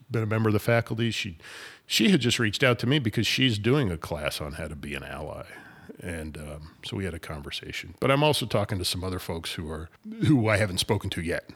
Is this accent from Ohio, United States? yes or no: no; Idaho, United States; as a 17, 18 year old growing up in Idaho.